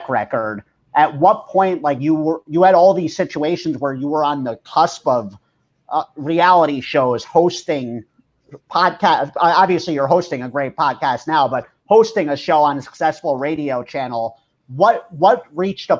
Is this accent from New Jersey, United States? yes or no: yes; Watchung, New Jersey, United States; we grew up together in Watchung